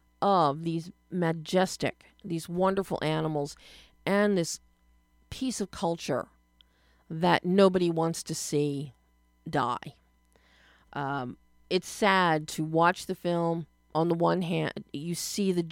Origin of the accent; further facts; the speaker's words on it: Philadelphia, Pennsylvania, United States; I grew up in Philly.